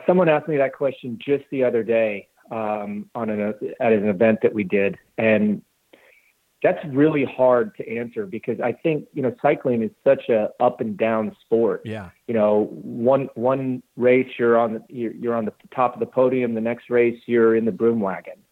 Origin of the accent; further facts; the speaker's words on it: Glenwood Springs, Colorado, United States; moved away as an adult; also born or lived in South Carolina; now in Greenville, United States; I grew up in Glenwood Springs, Colorado